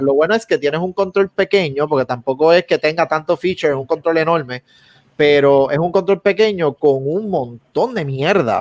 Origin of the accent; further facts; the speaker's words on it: Puerto Rico; somos puertorriqueños